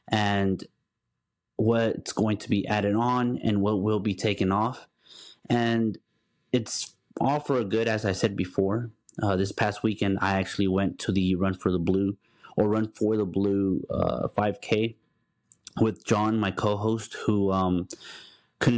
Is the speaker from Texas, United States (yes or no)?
yes; Dallas, Texas, United States; also born or lived in Houston, Texas; I'm from Dallas, but once I married my wife, I moved down to Houston